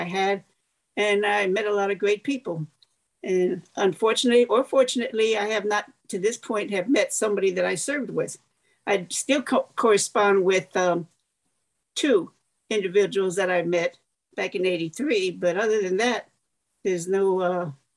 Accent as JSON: {"language": "English", "town": "Chicago", "region": "Illinois", "country": "United States", "tie": "born or raised there", "moved": "yes", "said": "I was born and raised in the south side of Chicago, like 15 minutes away from Indiana"}